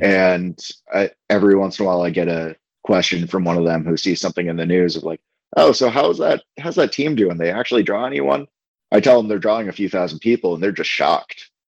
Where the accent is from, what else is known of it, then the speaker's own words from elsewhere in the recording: Portland, Maine, United States; also born or lived in Canada; now in Omaha, United States; I was born and raised in Portland, Maine, which is in the northeastern part of uh, the United States.